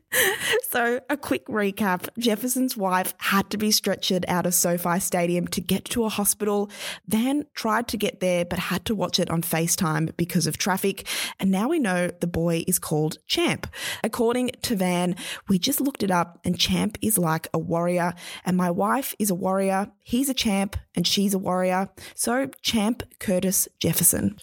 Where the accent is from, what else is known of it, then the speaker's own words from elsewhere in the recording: Melbourne, Victoria, Australia; my hometown of Melbourne